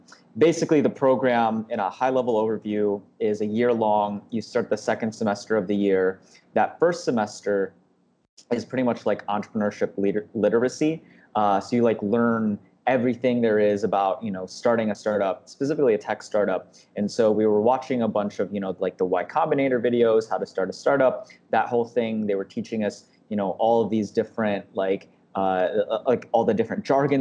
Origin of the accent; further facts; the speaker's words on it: Detroit, Michigan, United States; also born or lived in Philippines; I grew up in the Detroit and surrounding area pretty much all my life